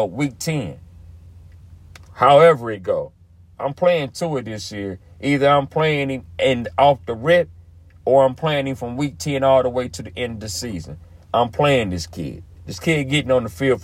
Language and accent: English; Dayton, Ohio, United States; that's my hometown